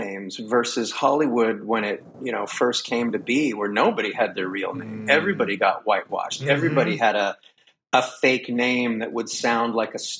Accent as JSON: {"language": "English", "area": "near Toronto", "region": "Ontario", "country": "Canada", "tie": "born or raised there", "moved": "as an adult", "lives_now": "Los Angeles, United States", "said": "I was born in Canada near Toronto, about an hour west of there in a little town. Well, not a little town, but it was a steel town"}